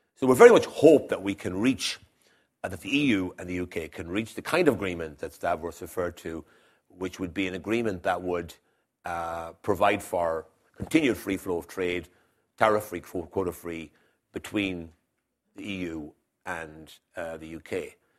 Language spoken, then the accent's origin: English; Ireland